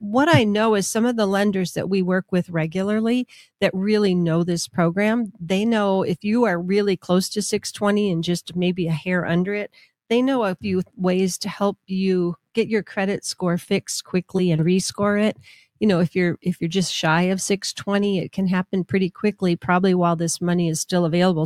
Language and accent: English; Minnesota, United States; now in Albuquerque, United States; growing up in Minnesota skiing on hills